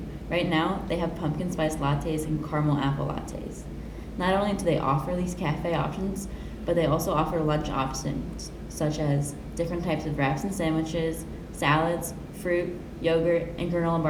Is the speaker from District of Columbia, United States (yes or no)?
no; Columbus, Ohio, United States; I'm a sophomore living in Blackburn and from Columbus, Ohio.